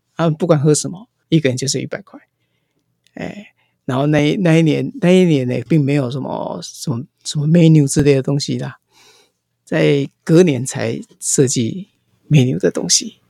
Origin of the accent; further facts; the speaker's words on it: Taiwan; also born or lived in Japan / Taipei; now in Hualien, Taiwan; 那我是台湾出生，要讲国语嘛，哎，就回来台湾找工作